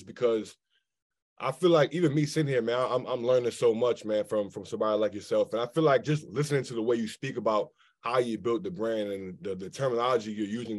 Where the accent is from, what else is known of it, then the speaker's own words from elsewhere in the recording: Maryland, United States; I feel like I'm from Maryland